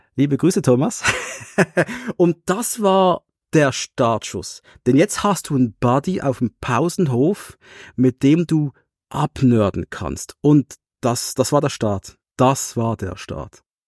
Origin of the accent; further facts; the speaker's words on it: Switzerland; es war wirklich für wir Schweizer, wir haben eine sprachliche Störung